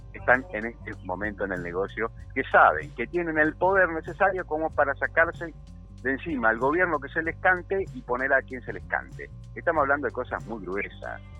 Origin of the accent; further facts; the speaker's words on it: Villa Ocampo, Santa Fe, Argentina; soy de Villocampo, una localidad que está a 70 y pico, 80 kilómetros al, norte